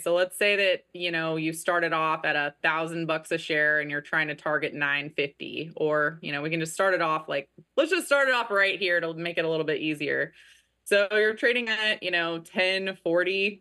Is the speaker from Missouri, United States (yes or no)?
yes; Kansas City, Missouri, United States; I am actually from Kansas City